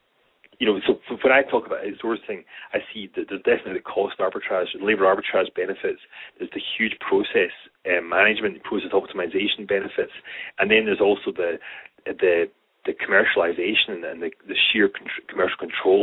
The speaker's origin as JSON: {"language": "English", "region": "Scotland", "country": "United Kingdom", "accent": "Scottish", "said": "speaking as a Scotsman"}